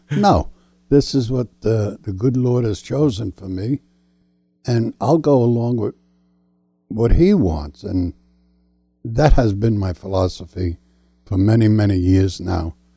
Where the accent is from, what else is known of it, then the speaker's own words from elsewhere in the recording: New York City, New York, United States; moved away; I come from New York City, and uh, we used to play stickball and dodge the cars coming down the road. I was about 10 years old